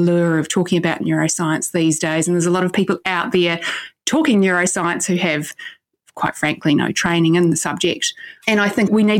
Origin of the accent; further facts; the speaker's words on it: New Zealand; growing up in New Zealand back in the 80s